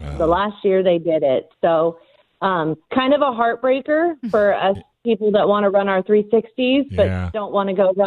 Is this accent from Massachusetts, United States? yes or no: no; Ramona, California, United States; I'm born and raised in Ramona